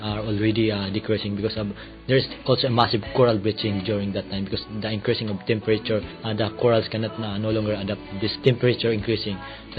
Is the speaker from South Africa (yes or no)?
no; Philippines; from the Philippines also